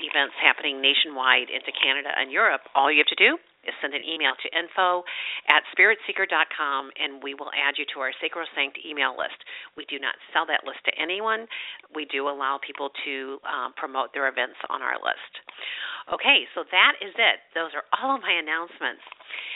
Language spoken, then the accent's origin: English; St. Louis, Missouri, United States; also born or lived in Chesterfield, Missouri; I'm from St. Louis, and I'm a native